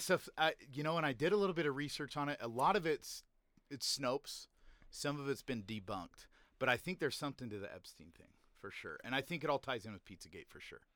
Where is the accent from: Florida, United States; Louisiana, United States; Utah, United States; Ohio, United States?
Utah, United States; also born or lived in Layton, Utah; growing up in Utah